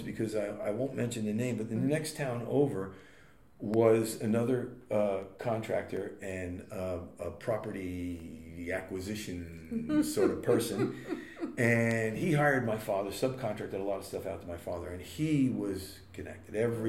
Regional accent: Boonton, New Jersey, United States; Boonton, my hometown

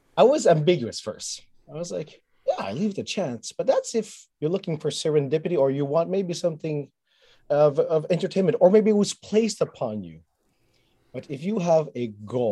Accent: Montreal, Quebec, Canada; I was raised in Montreal, learned French and English

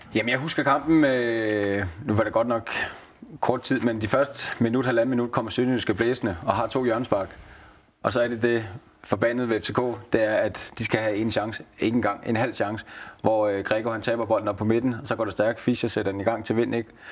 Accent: Næstved, Zealand, Denmark; moved away as an adult; also born or lived in Haderslev; jamen jeg er jo fra Næstved, men jeg er jo københavner i, i de jyske øjne

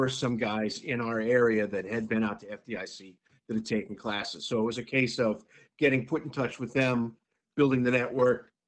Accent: Massachusetts, United States; I'm just some, you know, dumb fat kid fireman from Massachusetts

